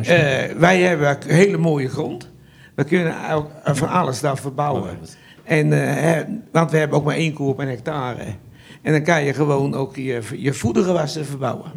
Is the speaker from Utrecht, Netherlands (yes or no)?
yes; Vianen, Utrecht, Netherlands; also born or lived in Hagestein; now in Westpolder, Netherlands; Ik ben geboren in Vianen op een klein stadsboerderijtje. En dan zijn we in, eh, zeventig verhuisd naar, eh, Harenstein